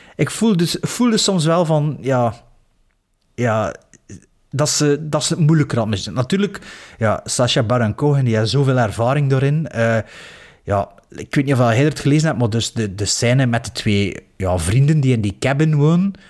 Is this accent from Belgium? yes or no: yes; Belgium; als Belg